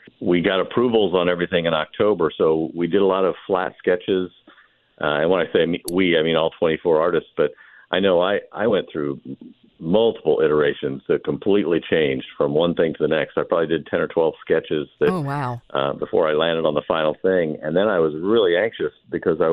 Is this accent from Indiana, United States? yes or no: yes; Marion, Indiana, United States; I was born in Marion